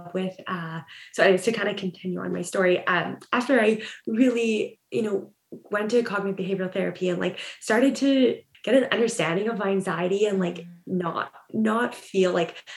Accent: Ontario, Canada; moved away as an adult; now in Vancouver, Canada; I grew up in Ontario

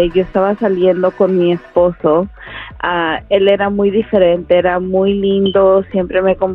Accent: Mexico; yo soy mexicana

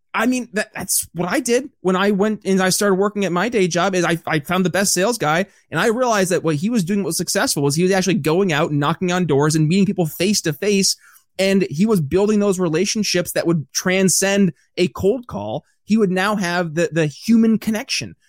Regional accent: upstate New York, United States; moved away; I'm from upstate New York originally

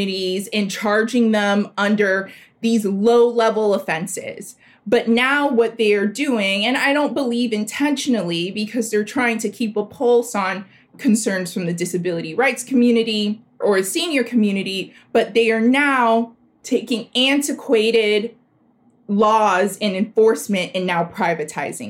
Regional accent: South Florida, United States; also born or lived in Liberty City, Miami; I am from South Florida. My family is from an historically Black area of South Florida called Liberty City.

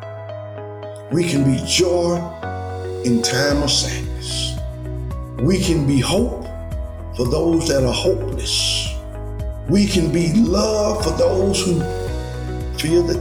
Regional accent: Birmingham, Alabama, United States; I was born in Birmingham, Alabama.

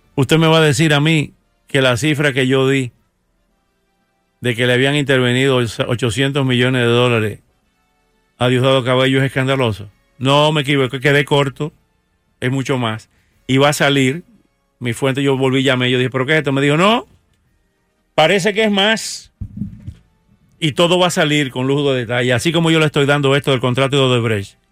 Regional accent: Dominican Republic; born or raised there; moved away

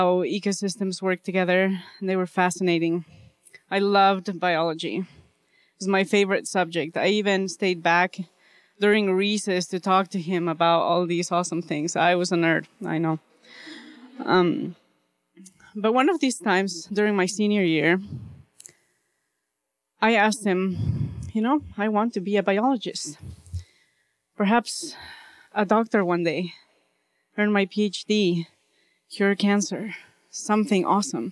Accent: Bolivia; moved away; I grew up in Bolivia.

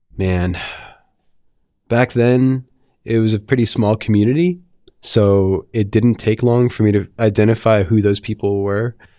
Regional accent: Mount Olive, New Jersey, United States; moved away as an adult; also born or lived in Philadelphia; I went to high school in a town called Mount Olive in northern New Jersey

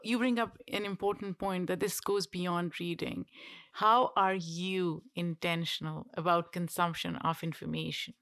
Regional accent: Pakistan; moved away as an adult; now in United States; we grew up in a relatively privileged household in Pakistan

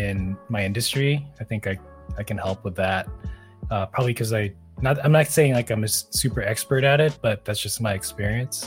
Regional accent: Silicon Valley, California, United States; growing up in the Silicon Valley

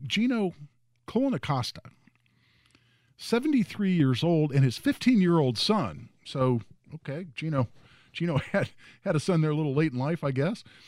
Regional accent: Indiana, United States; I'm from Indiana.

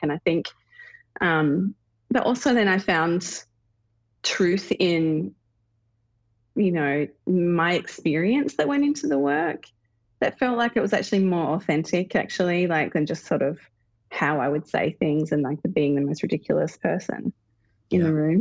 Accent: Australia; now in United States; as an Australian

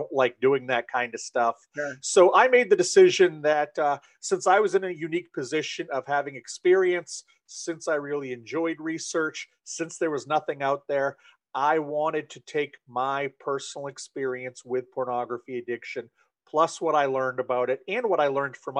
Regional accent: Maine, United States; I am originally from Maine, still live here. I've spent most of my life here.

